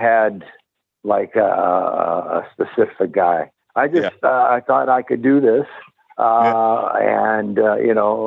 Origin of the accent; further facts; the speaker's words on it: Winnipeg, Manitoba, Canada; moved away; also born or lived in Europe / Tampa, Florida; I grew up in Winnipeg, Canada